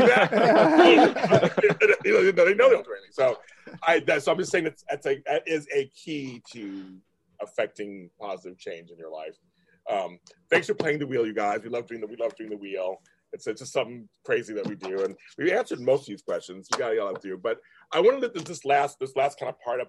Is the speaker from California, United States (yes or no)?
yes; California, United States; I'm from California State